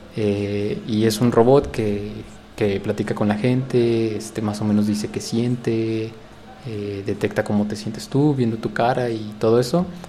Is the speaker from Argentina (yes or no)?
no; Mexico; moved away; representando a, México, a mi UNAM, este, mis pumas